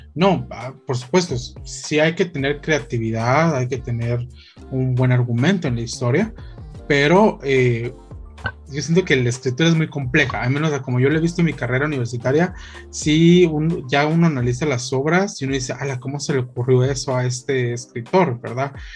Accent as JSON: {"language": "Spanish", "country": "Guatemala", "said": "nosotros como guatemaltecos"}